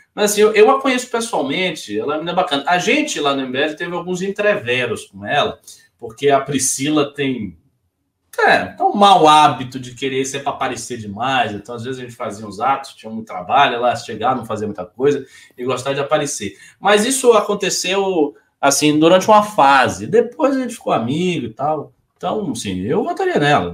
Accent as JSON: {"language": "Portuguese", "region": "Bahia", "country": "Brazil", "moved": "yes", "said": "eu já estou um pouco afastado da Bahia"}